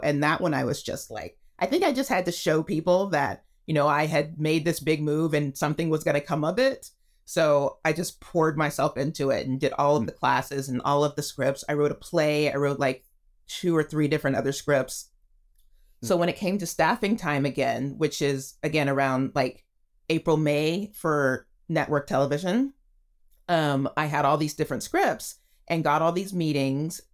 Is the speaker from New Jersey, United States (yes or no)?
no; Texas, United States; moved away as an adult; now in Los Angeles, United States; I grew up in Texas